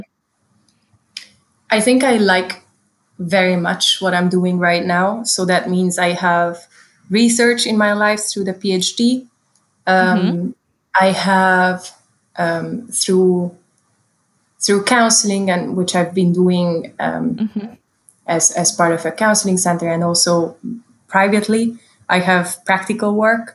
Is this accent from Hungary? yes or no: yes; Hungary; moved away as an adult; I'm from Hungary and I was in Hungary at the time.